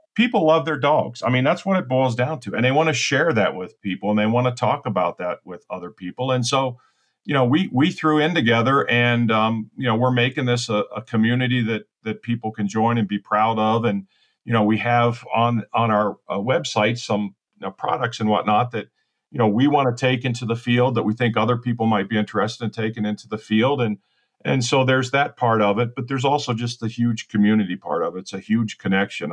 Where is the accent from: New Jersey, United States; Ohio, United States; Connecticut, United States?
Ohio, United States; now in Naples, Florida, United States; I'm originally from Ohio, so I'm a, I'm a Midwestern